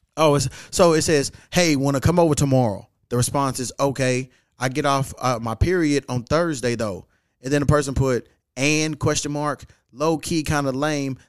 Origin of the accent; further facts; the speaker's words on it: Louisville, Kentucky, United States; moved away; I'm back in my hometown, Louisville, Kentucky.